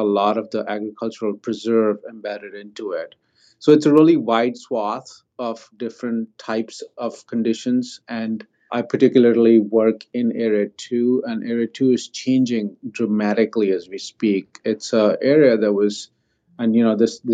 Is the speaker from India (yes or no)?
yes; India; now in Maryland, United States; I grew up in India